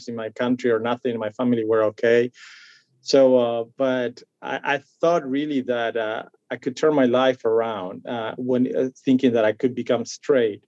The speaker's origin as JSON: {"language": "English", "country": "Argentina", "tie": "born or raised there", "second_language": "English", "moved": "as an adult", "lives_now": "Orlando, United States", "said": "I was born and raised in Argentina. I moved here when I was 23"}